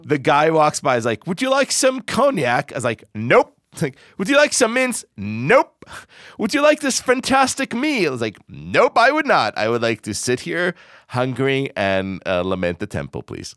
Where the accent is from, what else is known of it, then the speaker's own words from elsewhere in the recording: Israel; moved away; Growing up in Israel